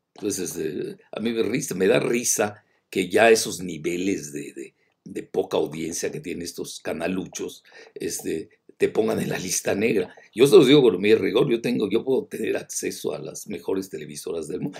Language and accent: Spanish; Yucatán, Mexico; yo soy yucateco